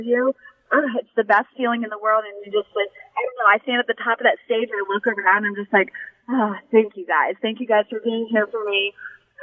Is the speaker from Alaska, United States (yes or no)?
no; Ocala, Florida, United States; out in Ocala, my hometown, Ocala, Florida